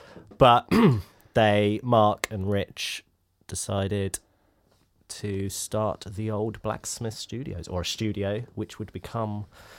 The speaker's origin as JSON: {"language": "English", "country": "United Kingdom", "said": "But, you know, I'm a British 90s boy."}